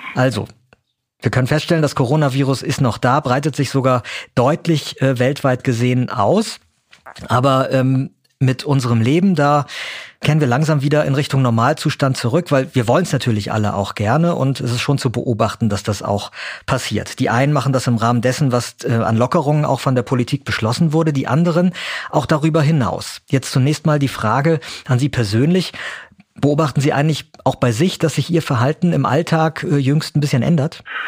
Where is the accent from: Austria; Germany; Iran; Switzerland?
Germany; bei uns in Deutschland